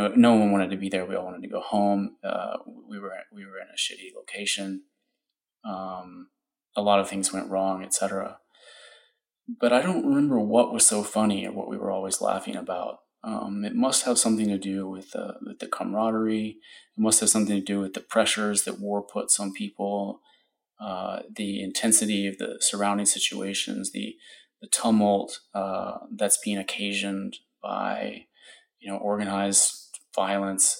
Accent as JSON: {"language": "English", "town": "Austin", "region": "Texas", "country": "United States", "said": "I'm from Austin"}